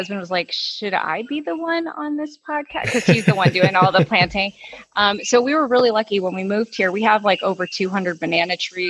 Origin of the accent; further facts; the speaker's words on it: Houston, Texas, United States; Houston, Texas. Born and raised in Texas.